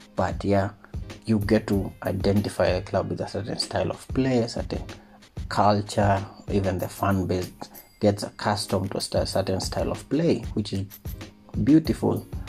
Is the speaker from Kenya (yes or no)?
yes; Kenya; also born or lived in Nairobi; as a Kenyan.